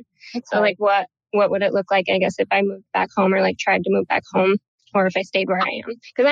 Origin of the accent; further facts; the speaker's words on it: upstate New York, United States; now in Portland, United States; I live in Portland, Oregon. I'm from upstate New York